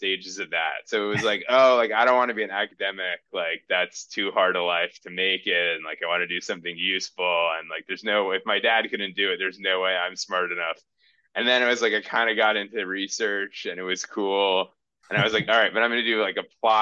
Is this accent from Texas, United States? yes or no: no; Newton, Massachusetts, United States; moved away as an adult; I grew up in Newton, Massachusetts, so outside of Boston